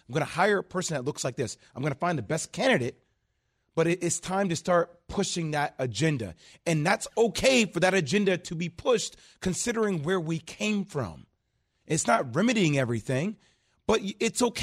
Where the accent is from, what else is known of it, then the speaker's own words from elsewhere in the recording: New Jersey, United States; Growing up in New Jersey, we always called ourselves